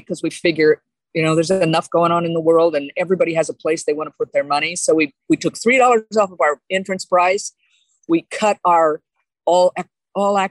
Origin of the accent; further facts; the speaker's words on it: Sebastopol, California, United States; moved away as an adult; also born or lived in Los Angeles; I grew up in Sebastopol